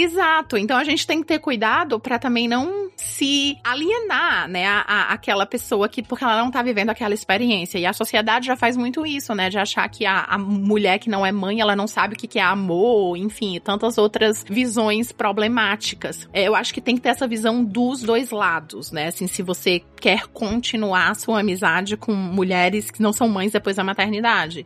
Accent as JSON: {"language": "Portuguese", "town": "Fortaleza", "region": "Ceará", "country": "Brazil", "also_born_or_lived": "New York", "moved": "as an adult", "lives_now": "New Jersey, United States", "said": "Eu sou do Ceará"}